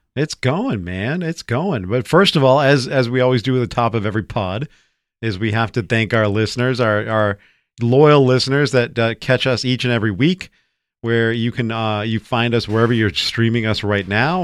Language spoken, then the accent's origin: English; United States; here in America